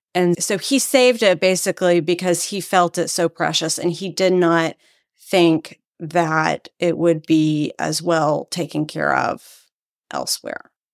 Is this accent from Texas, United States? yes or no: yes; Texas, United States; moved away as an adult; also born or lived in Washington, D.C.; now in Maryland, United States; I come from Texas originally